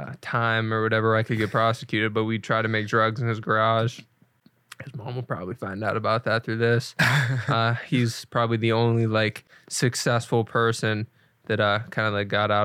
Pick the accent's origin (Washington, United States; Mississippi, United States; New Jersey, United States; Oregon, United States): Washington, United States; Lacey; But yes, we grew up in Lacey, Washington. I still know a couple people back there, but back in Lacey, it's like no one does shit.